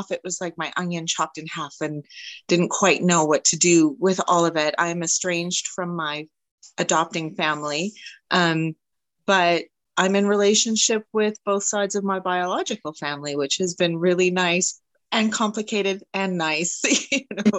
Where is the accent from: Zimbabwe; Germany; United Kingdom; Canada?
Canada; I'm Canadian